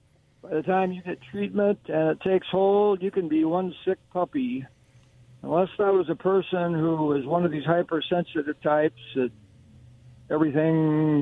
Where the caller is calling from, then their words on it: Kennewick, Washington, United States; This is … calling in from Kennewick.